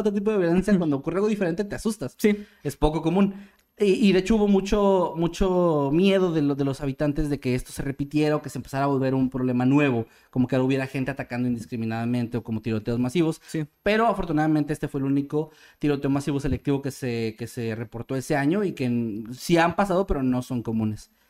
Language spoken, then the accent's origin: Spanish; Mexico; como mexicano